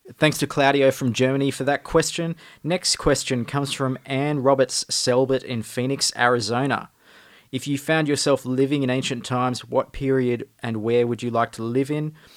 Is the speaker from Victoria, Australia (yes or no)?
no; northern New South Wales, Australia; now in Melbourne, Australia; I'm from the northern New South Wales part of Australia. but now live in Melbourne